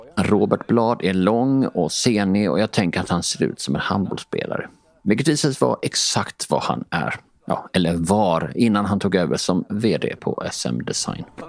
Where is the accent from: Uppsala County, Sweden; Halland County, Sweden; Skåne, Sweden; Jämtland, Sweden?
Skåne, Sweden; Båstad; now in Stockholm, Sweden; Själv är jag uppvuxen på en gård utanför Båstad